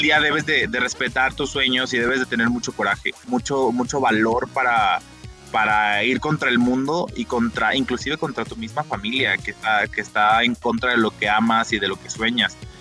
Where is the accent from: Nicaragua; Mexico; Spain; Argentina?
Mexico; Chimaltitán, Jalisco; also born or lived in Guadalajara; nací, aquí en Guadalajara, eso sí es verdad, pero toda mi vida este, viví en un pueblito que se llama Chimaltitán, Jalisco